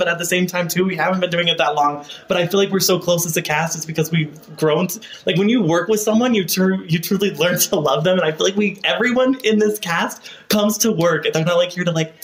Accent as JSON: {"language": "English", "town": "Salt Lake City", "region": "Utah", "country": "United States", "said": "Salt Lake City, downtown."}